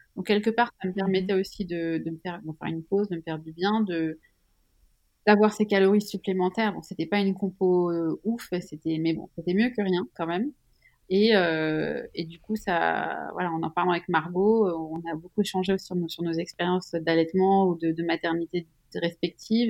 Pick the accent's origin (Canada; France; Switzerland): Switzerland; Je suis suisse